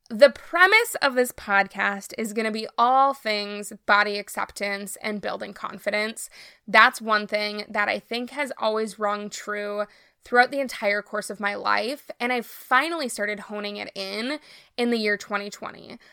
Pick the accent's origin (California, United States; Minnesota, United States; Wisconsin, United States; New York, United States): Minnesota, United States; I am from Minnesota, born and raised, have always lived here